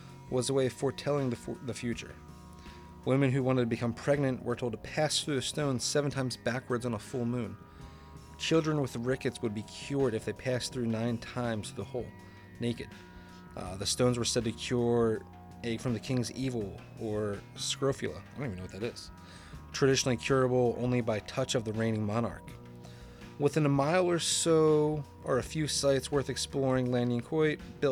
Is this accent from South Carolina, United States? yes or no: no; New Jersey, United States; where I grew up in Jersey